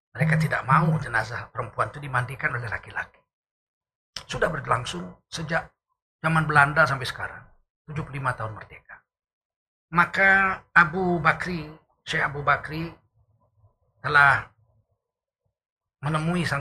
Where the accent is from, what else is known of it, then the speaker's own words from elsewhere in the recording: North Sumatra, Indonesia; born there; Terutama di daerah saya, kelahiran saya, Provinsi Sumatera Utara ini.